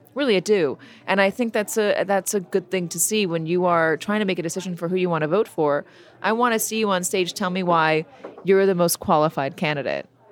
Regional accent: Los Angeles, California, United States; moved away; also born or lived in New York / London; I grew up in Los Angeles. I lived in New York. I lived in London

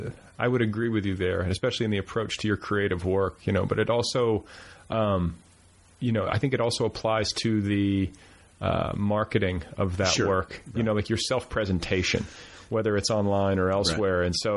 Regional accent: Midwest, United States; also born or lived in Wisconsin / Indiana; No, I'm from the Midwest.

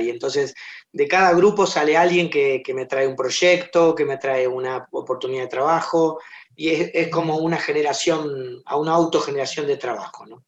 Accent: Argentina; nosotros hacemos teatro independiente y lo hacemos en argentino, con actores argentinos

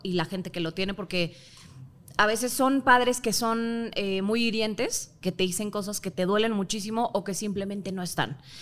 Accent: Mexico; Soy mexicana

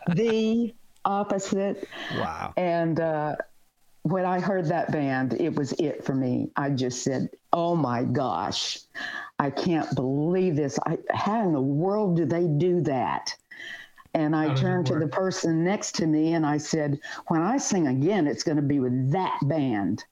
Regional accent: the South, United States; moved away as an adult; also born or lived in California; I had, you know, been in the South and really not gone a lot of places out of my stomping grounds

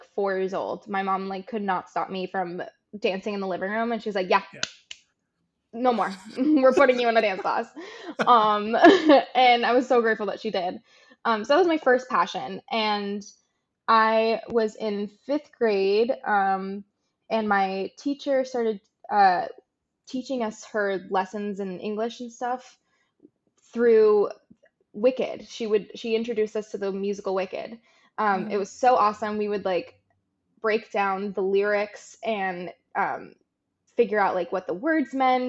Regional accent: Fort Lauderdale, Florida, United States; moved away as an adult; also born or lived in New York; growing up in Fort Lauderdale was really amazing

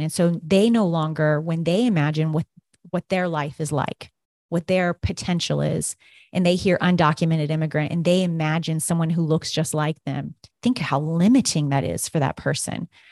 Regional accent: Kansas, United States; moved away; Growing up in Kansas, um, you know, every summer, everyone is very consumed with harvest.

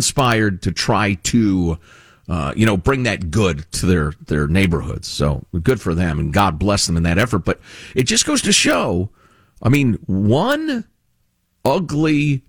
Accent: Chicago, Illinois, United States; I grew up in Chicagoland, and, you know, it's where my heart considers home, honestly, after all these years.

